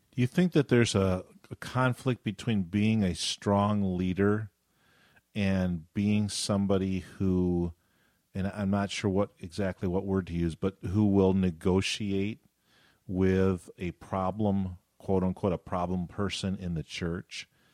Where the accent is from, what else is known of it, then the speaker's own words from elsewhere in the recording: Western New York, United States; I grew up in New York State